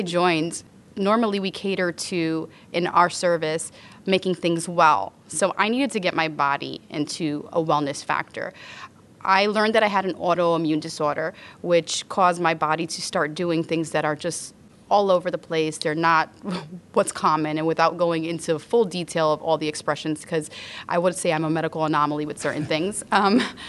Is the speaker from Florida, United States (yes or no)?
no; New York City, New York, United States; I grew up in the South Bronx